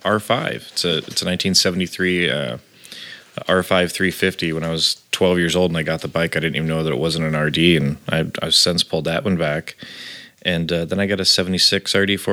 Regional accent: Terre Haute, Indiana, United States; now in Los Angeles, United States; Literally called the armpit of Indiana. Yeah. That's an actual nickname from where we're from.

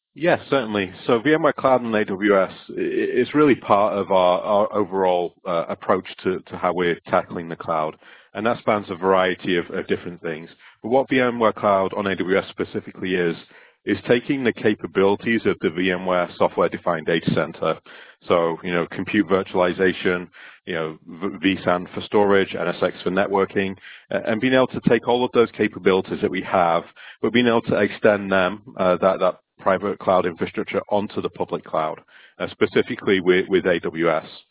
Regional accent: Stockport, North West England, United Kingdom; now in West Coast, United States; I'm originally from Stockport, uh, which is just close to Manchester in the UK, and my accent seems to have travelled

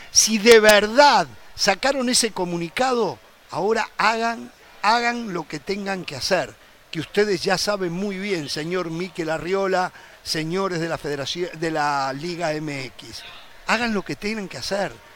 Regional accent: Uruguay; somos uruguayos

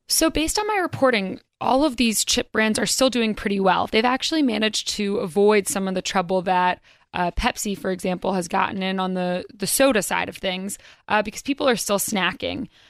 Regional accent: North Carolina, United States; now in New York, United States; I'm from North Carolina originally

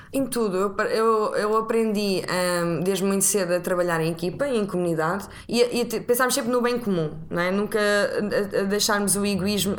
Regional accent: Figueira da Foz, Coimbra District, Portugal; now in Lisbon, Portugal; tenho 31 anos, sou da Figueira da Foz, mas vivo em Lisboa

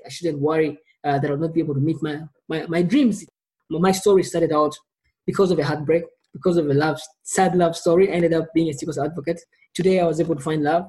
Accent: Kampala, Central Region, Uganda; I was born in Kampala, Uganda, a small East African country.

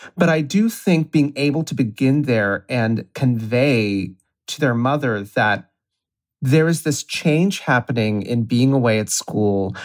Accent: Ohio, United States; now in New York, United States; I'm from Ohio.

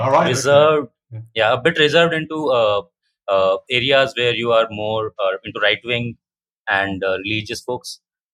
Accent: Rajasthan, India; I come from Rajasthan. Right now I'm in Jaipur.

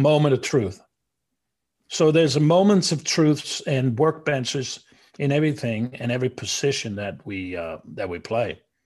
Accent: Denmark; now in United States

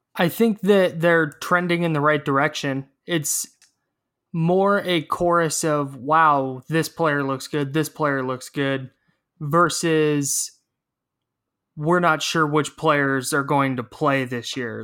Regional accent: Brentwood, California, United States; my hometown of Brentwood, down in the East Bay

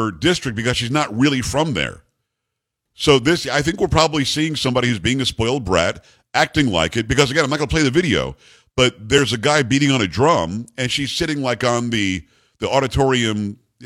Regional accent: Long Island, New York, United States; I'm from Long Island

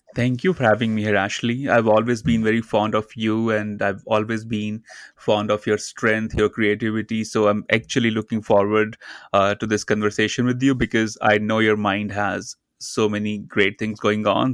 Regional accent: India; I grew up in India uh, in a very small town near the Himalayan in the mountains, a very small community.

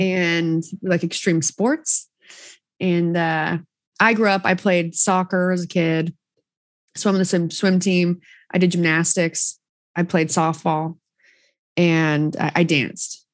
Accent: Southern Utah, United States; I'm from Southern Utah.

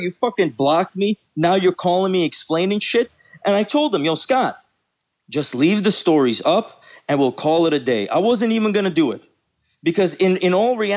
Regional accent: Baku, Azerbaijan; moved away; I am from Baku, Azerbaijan.

